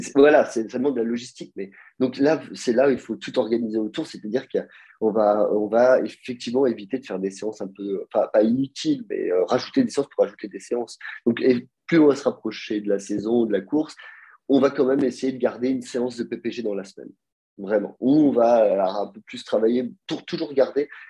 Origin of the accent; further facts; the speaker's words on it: Nice, Provence-Alpes-Côte d'Azur, France; now in Geneva, Switzerland; je viens de Nice